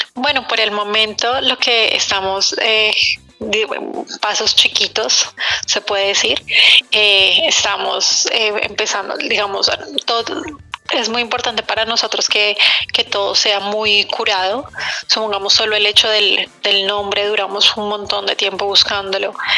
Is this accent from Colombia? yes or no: yes; Colombia; now in New York, United States; nosotras dos somos colombianas, pero hace mucho tiempo no, no vivimos las dos en Colombia